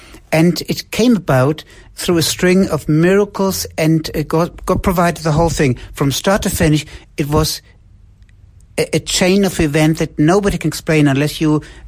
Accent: Wiesbaden, Hesse, Germany; moved away as an adult; now in Peru; I was born in Wiesbaden. That's a city very close to Frankfurt in 1960. And also my wife is from Wiesbaden. I grew up in a Christian home

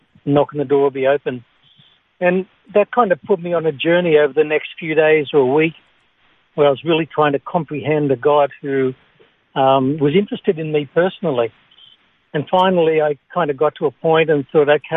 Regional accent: Singleton, New South Wales, Australia; I grew up in the Hunter Valley in Singleton.

